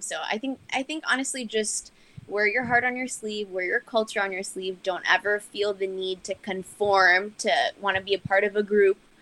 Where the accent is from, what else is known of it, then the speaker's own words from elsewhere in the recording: Miami, Florida, United States; also born or lived in St. Thomas, U.S. Virgin Islands; I grew up in Miami